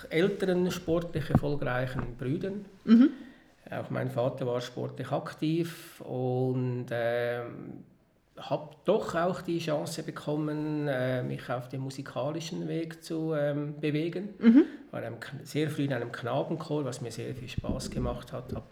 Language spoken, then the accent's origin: German; Bäch, Schwyz, Switzerland; ich bin Bech, in Bech am Zürichsee aufgewachsen. Das ist eine, ein Dorf in einer Gemeinde am Zürichsee, Kanton Schweiz.